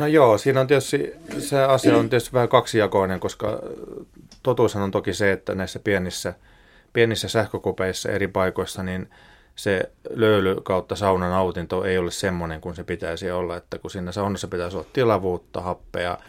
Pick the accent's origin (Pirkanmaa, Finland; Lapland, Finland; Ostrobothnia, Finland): Ostrobothnia, Finland; Pohjanmaalta, mistä itse olen kotoisin